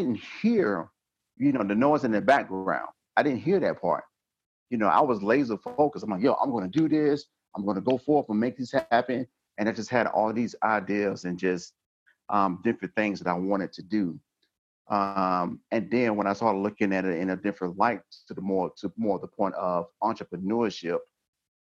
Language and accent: English; Georgia, United States; moved away as an adult; now in North Dakota, United States; I'm from Georgia.